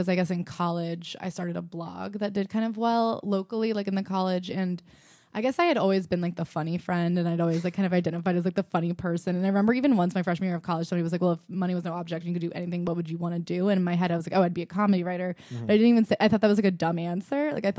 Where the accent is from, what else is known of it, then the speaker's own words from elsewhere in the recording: New York, United States; I am a comic and I'm here to talk about my experience as a New Yorker who does comedy.